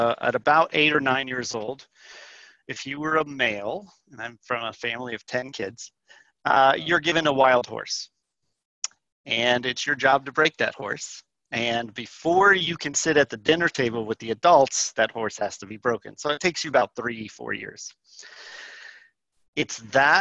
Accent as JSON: {"language": "English", "town": "Tucson", "region": "Arizona", "country": "United States", "tie": "born or raised there", "said": "I grew up in Tucson"}